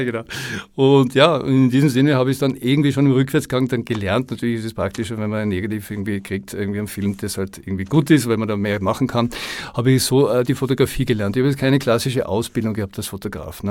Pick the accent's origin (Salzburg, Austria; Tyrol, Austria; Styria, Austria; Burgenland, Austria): Tyrol, Austria; moved away as an adult; also born or lived in Los Angeles / Koh Phangan / France / Berlin; now in Vienna, Austria; Also ich bin eigentlich äh, ja, gebürtiger Tiroler kam mit äh, ja, zarten 20 nach Wien